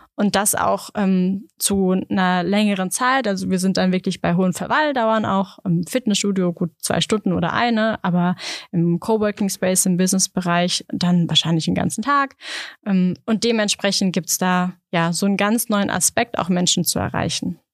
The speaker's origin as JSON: {"language": "German", "country": "Germany", "said": "ich als Deutsche"}